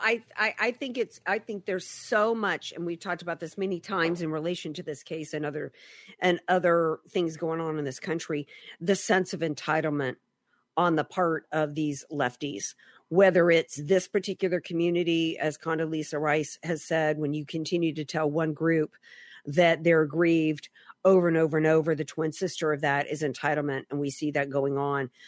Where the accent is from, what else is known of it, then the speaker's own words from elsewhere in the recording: Deep South, United States; moved away; I grew up in the Deep South